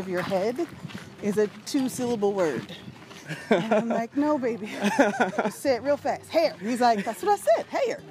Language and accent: English; Pittsburgh, Pennsylvania, United States; now in Georgia, United States; I grew up in Pittsburgh, but I live not far.